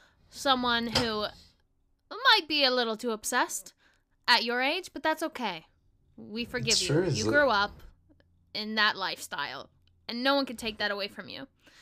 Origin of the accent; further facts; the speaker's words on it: Long Island, New York, United States; I grew up on Long Island. I live 15 minutes from a beach